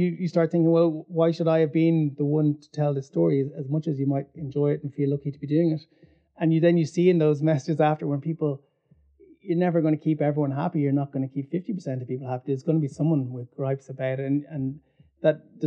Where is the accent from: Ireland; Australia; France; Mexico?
Ireland; as an Irish person living through the 80s, through the 90s